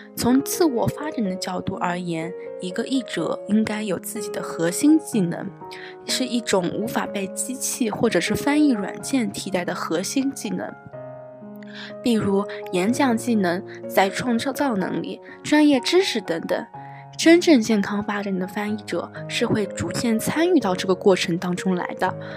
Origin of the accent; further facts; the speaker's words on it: China; first language Chinese; 汉语是我们的第一语言